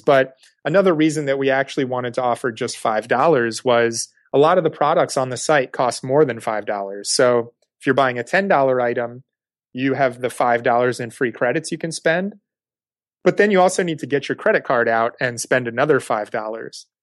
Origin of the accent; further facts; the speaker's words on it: East Coast, United States; moved away; I was growing up on the East Coast